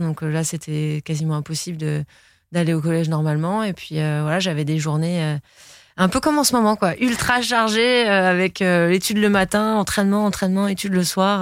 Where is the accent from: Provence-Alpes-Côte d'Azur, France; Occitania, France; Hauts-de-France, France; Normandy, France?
Provence-Alpes-Côte d'Azur, France; Nice; grandir à Nice, c'est, c'est, c'est une chance. Euh, c'est une grande fierté aussi, parce que je suis très fière d'être niçoise